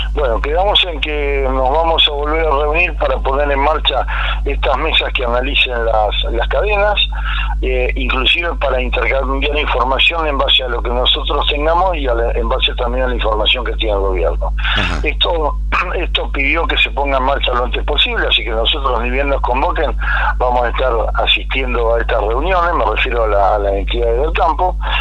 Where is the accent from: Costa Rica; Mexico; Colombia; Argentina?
Argentina